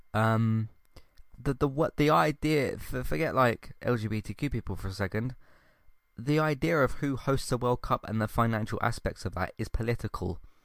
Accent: United Kingdom; British is my culture

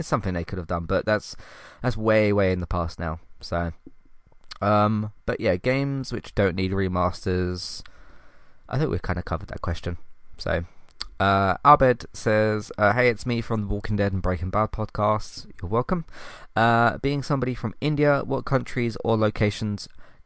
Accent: London, United Kingdom; I'm from London

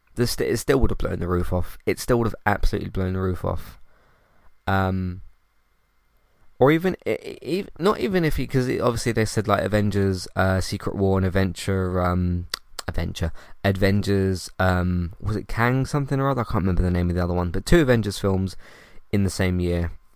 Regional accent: United Kingdom; I'm British

